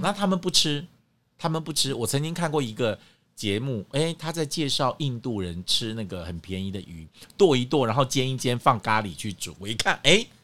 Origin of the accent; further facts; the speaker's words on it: Kaohsiung, Taiwan; now in Taipei, Taiwan; 我们在高雄